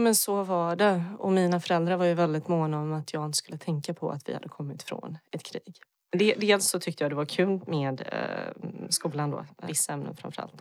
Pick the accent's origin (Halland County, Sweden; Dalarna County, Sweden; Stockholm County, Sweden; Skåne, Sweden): Halland County, Sweden; Halmstad; also born or lived in Bosnia and Herzegovina / Skåne; Hamsta och Halland är ju platsen där jag har vuxit upp